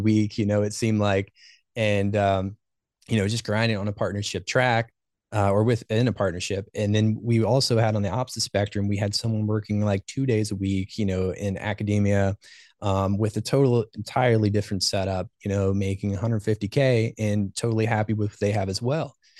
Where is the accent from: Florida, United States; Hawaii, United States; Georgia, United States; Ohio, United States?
Ohio, United States; also born or lived in Baltimore, Maryland; I was born and raised in Ohio.